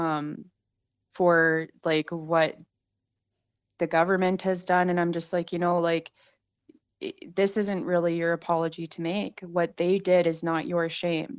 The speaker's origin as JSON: {"language": "English", "region": "Saskatchewan", "country": "Canada", "tie": "born or raised there", "said": "it's something that I grew up around in Saskatchewan a lot"}